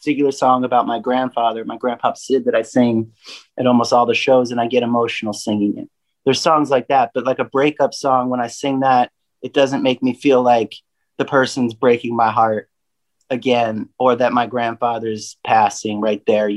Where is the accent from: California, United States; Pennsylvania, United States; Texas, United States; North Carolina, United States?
Pennsylvania, United States; now in Nashville, United States; I have my mother and my grandmother live on the same street that I was raised, born and raised in Pennsylvania.